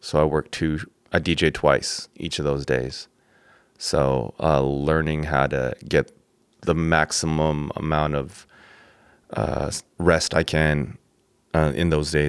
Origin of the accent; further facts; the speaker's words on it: Pasadena, California, United States; born there; also born or lived in San Diego; So, I was born in Pasadena, 626.